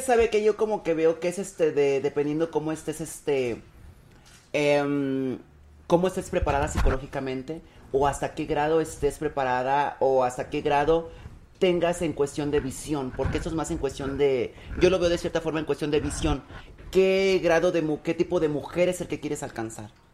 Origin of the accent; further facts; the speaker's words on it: Zacacoyula, Guerrero, Mexico; now in Mexico City, Mexico; Yo soy de un lugar que se llama Zacacoyuca Guerrero